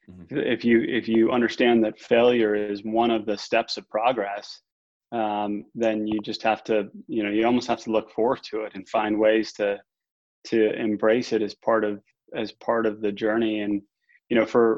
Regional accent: Northeast, United States; I grew up in the Northeast

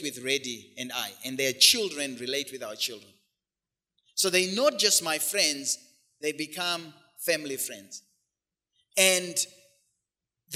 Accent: Zimbabwe; moved away; back home, back in the hood, where we grew up in Zim

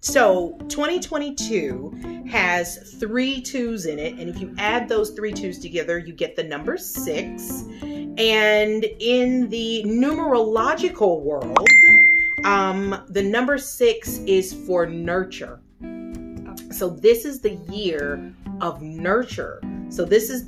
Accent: Ohio, United States; now in Florida, United States; I'm from Ohio

